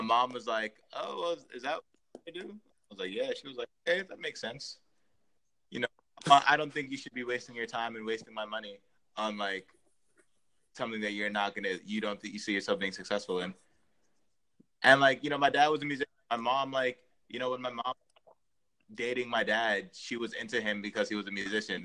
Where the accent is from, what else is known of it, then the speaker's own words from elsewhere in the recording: Montgomery County, Maryland, United States; also born or lived in New York; I was born and raised in Maryland, uh, in Montgomery County